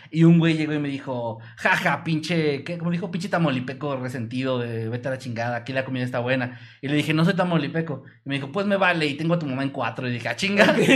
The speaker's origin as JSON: {"language": "Spanish", "region": "Mexico City", "country": "Mexico", "lives_now": "Querétaro, Mexico", "said": "Yo, yo soy un chilango viviendo en Querétaro."}